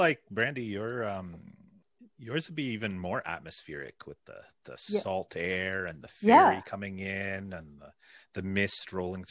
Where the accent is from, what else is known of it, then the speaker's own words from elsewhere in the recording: Little Britain, Ontario, Canada; I grew up in Little Britain, which is quite close to Lindsay.